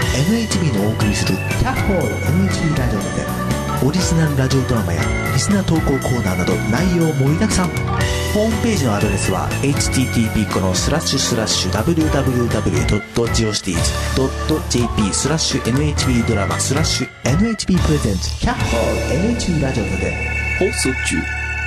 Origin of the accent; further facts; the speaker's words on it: Osaka, Japan; moved away; 自分の実家の方が心配がある